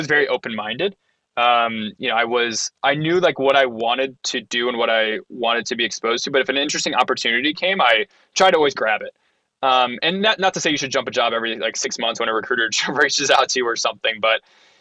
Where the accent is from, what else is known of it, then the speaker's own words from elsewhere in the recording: Ohio, United States; I'm from Ohio